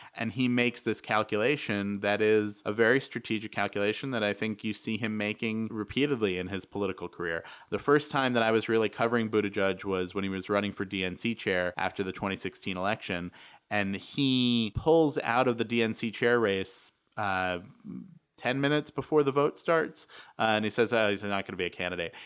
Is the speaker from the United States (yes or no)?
yes; New York, United States; I, I grew up in New York